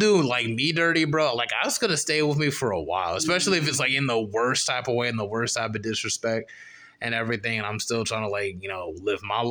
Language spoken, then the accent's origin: English; Charlotte, North Carolina, United States; growing up in Charlotte